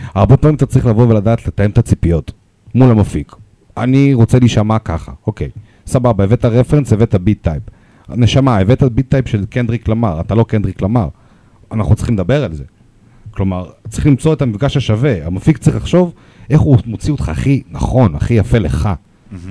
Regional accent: Russia; accent: Russian; Hebrew is a second language; also born or lived in Moscow; now in Israel; יש לי מבטא

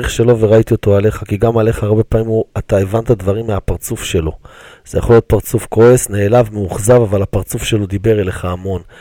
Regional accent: Jerusalem, Jerusalem District, Israel

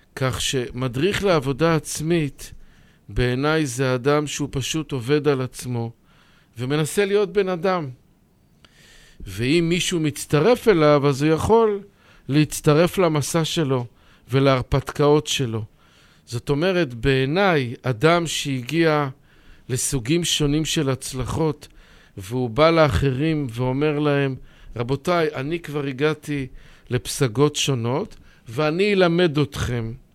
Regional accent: Bnei Brak, Tel Aviv District, Israel; נולדתי בבני ברק

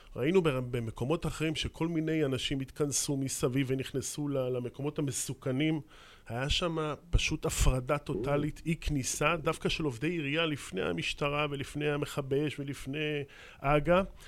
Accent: Kiryat Ono, Tel Aviv District, Israel; אני יליד קריית אונו

